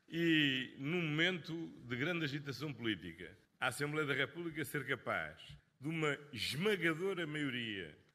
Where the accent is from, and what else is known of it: Portugal